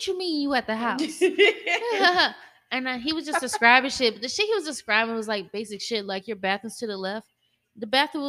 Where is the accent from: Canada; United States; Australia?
United States; Kennesaw, Georgia; Not me though. Not me. I'm from Kennesaw.